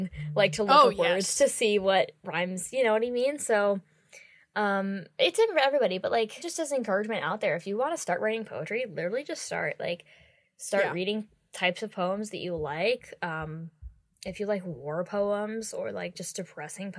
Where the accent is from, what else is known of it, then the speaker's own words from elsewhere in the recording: United States; we're both American